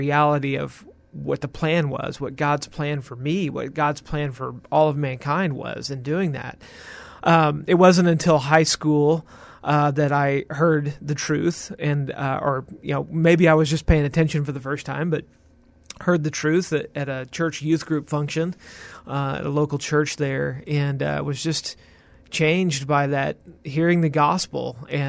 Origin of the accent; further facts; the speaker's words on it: Houston, Texas, United States; also born or lived in San Antonio; I am from the Houston area. That was in the Spring, Klein area, northwest of Houston. That's primarily where I grew up. I was actually born in San Antonio.